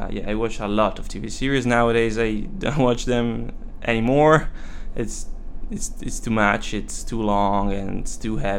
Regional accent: Monza, Lombardy, Italy; English is a second language; moved away as an adult; now in London, United Kingdom; I'm from Italy. I live nearby Monza, which is a small town mostly famous for the Formula One competition.

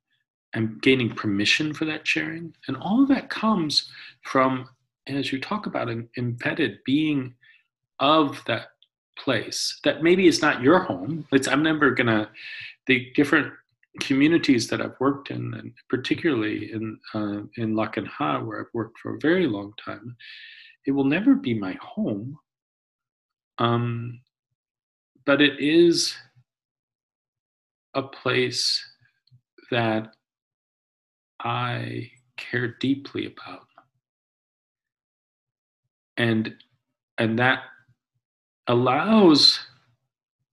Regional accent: Omaha, Nebraska, United States; now in Syracuse, United States; I grew up in Omaha, Nebraska, but still my adopted home.

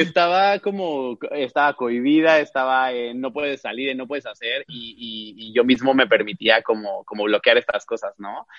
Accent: Cancún, Quintana Roo, Mexico; also born or lived in Mexico City; yo nací en la Ciudad de México, pero ya tengo ahorita seis años que regresé a vivir a Cancún. Y digo regresé porque yo crecí aquí

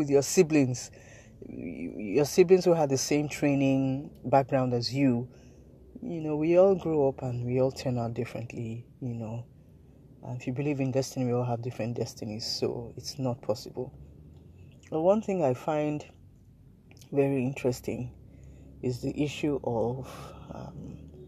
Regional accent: Nigeria

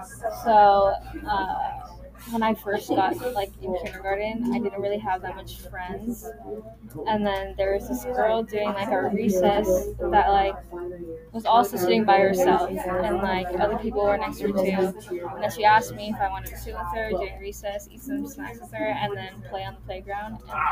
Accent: Sacramento, California, United States; also born or lived in Guam / Philippines; So I was born in Guam, and then I moved to the Philippines when I was like 2 years old. And then we moved to, I think, Sacramento after. And then I basically lived here

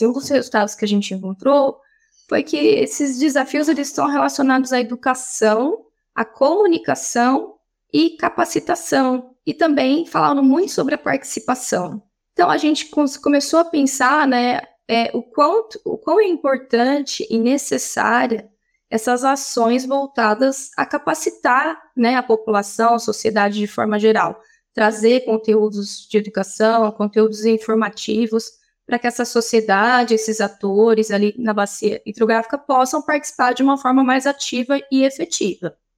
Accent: Ribeirão Preto, São Paulo, Brazil; sou daqui de Ribeirão Preto

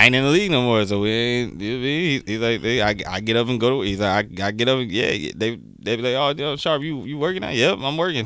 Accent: United States; being American from the states

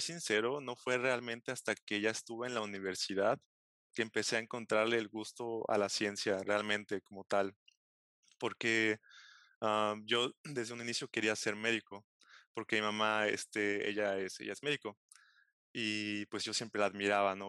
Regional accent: Xalapa, Veracruz, Mexico; moved away as an adult; also born or lived in Galway, Ireland; yo soy oriundo de Jalapa, Veracruz. Este, ahí nací, ahí crecí

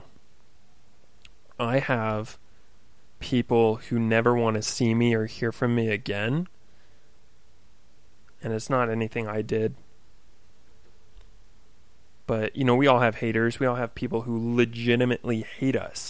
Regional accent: Oak Harbor, Washington, United States; I was working at a fitness center in my hometown of Oak Harbor, Washington

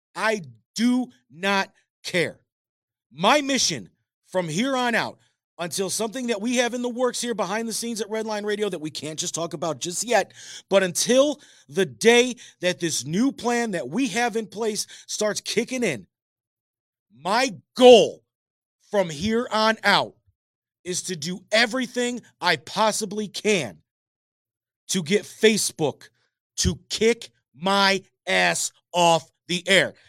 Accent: United States; As an American

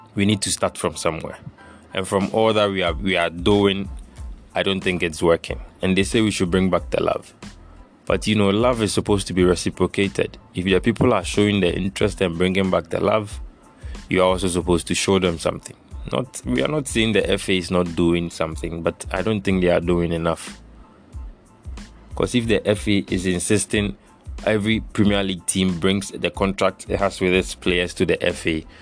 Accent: Ghana

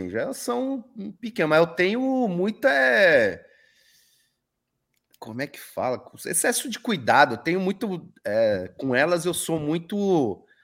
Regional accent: São Paulo, Brazil; Eu, eu sou de São Paulo, é difícil largar tudo.

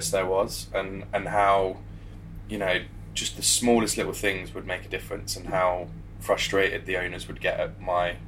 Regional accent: the Midlands, England, United Kingdom; also born or lived in West London / Leicester; So I was born over in West London, but when I was quite young my parents split up and me and my mum moved to the Midlands to just be closer to family

